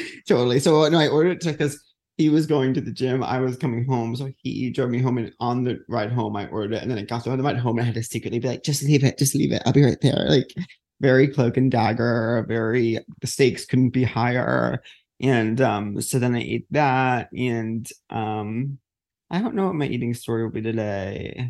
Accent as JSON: {"language": "English", "town": "Huntington", "region": "New York", "country": "United States", "tie": "born or raised there", "moved": "yes", "said": "Huntington's like my hometown"}